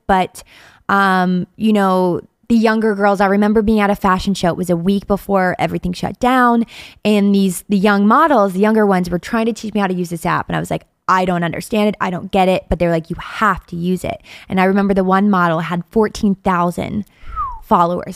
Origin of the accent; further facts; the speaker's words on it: Ohio, United States; moved away as an adult; now in Pittsburgh, United States; I'm from Ohio and I'm what about an hour from where we are now in Pittsburgh?